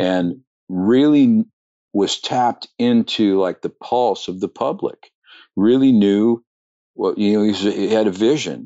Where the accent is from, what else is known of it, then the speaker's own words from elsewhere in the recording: Pleasanton, California, United States; also born or lived in Oakland, California / Livermore, California; I was born in Oakland, grew up in Pleasanton